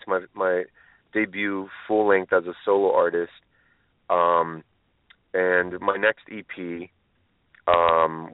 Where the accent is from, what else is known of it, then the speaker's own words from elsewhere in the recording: Los Angeles, California, United States; I was born in Los Angeles, but my family is from a small